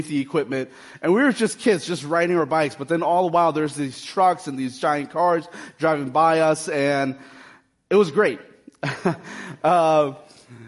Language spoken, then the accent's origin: English; Akron, Ohio, United States; Growing up in the North Hill, Akron community, the neighborhood was very diverse. Our schools, the schools I went to growing up